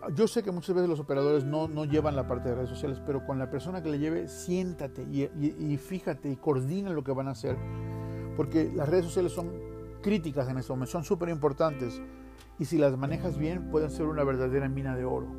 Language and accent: Spanish; Veracruz, Mexico; now in Salt Lake City, United States; yo soy de Veracruz